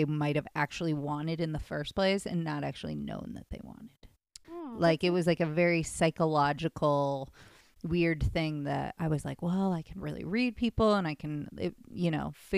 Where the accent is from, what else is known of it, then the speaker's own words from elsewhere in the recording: Midwest, United States; now in Los Angeles, United States; I grew up in the Midwest.